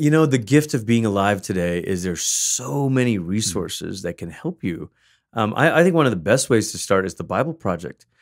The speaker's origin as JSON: {"language": "English", "country": "Malaysia", "tie": "born or raised there", "said": "I gr, I grew up in Malaysia"}